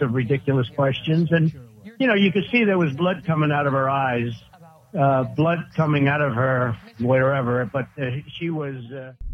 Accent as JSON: {"language": "English", "region": "Texas", "country": "United States", "tie": "born or raised there", "also_born_or_lived": "Kuwait", "moved": "as an adult", "lives_now": "Los Angeles, United States"}